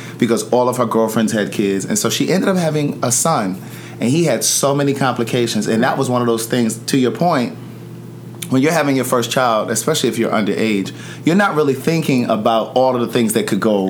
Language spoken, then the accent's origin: English; Baltimore, Maryland, United States; I'm from Baltimore.